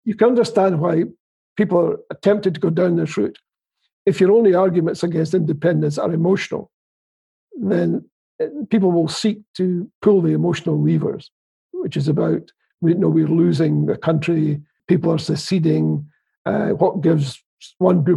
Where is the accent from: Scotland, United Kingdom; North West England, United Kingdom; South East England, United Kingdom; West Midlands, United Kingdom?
Scotland, United Kingdom; I'm from Scotland